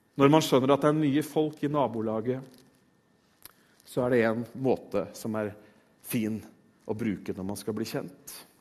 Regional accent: Tønsberg, Vestfold, Norway; jeg er født i Tønsberg.

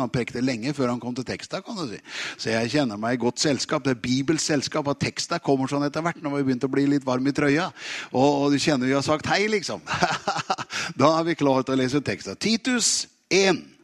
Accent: Tune, Østfold, Norway; moved away; also born or lived in Oslo; jeg er jo egentlig fra Tune

